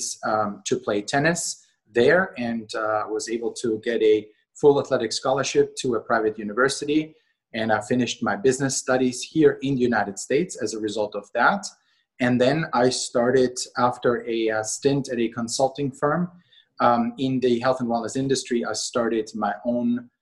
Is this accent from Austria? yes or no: yes; Austria; moved away; I was born and raised in Austria, not to be confused with Australia